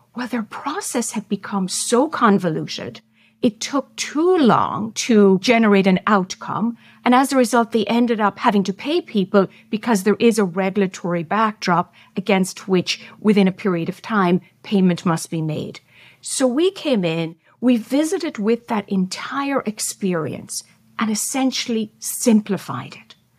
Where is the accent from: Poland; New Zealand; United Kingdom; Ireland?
Ireland; I'm Irish, so we love storytelling